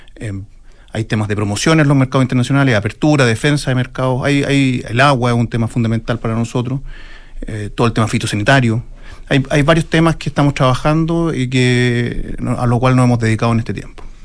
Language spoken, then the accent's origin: Spanish; Chile